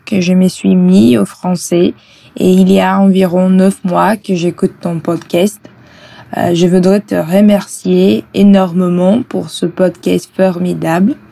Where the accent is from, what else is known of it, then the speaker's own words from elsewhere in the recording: Brazil; French is a second language; je suis brésilienne.